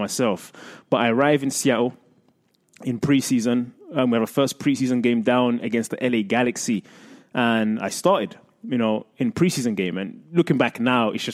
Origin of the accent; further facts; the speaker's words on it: England, United Kingdom; moved away; I grew up in England in the era of Alex Ferguson and Arsene Wenger